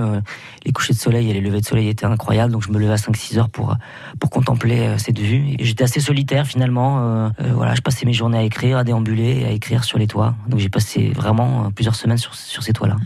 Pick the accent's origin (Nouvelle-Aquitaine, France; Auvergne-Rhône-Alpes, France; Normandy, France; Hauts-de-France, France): Nouvelle-Aquitaine, France; Basque Country; moved away as an adult; now in Paris, France; ça fait 15 ans que j'habite à Paris Paris, 18 ans que j'ai quitté le Pays Basque